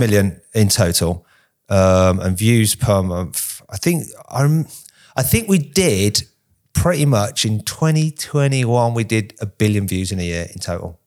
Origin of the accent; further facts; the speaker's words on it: United Kingdom; us Brits are more used to seeing it